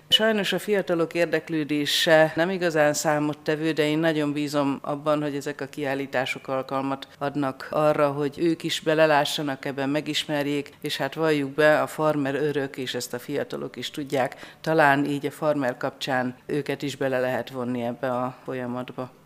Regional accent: Besenyőtelek, Heves, Hungary; Szülőfalunkban besenyőtelken

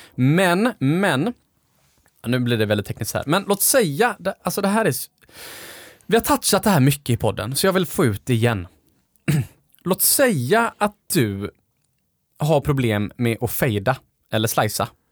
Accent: Gothenburg, Västra Götaland, Sweden; när jag växte upp på Delsjön

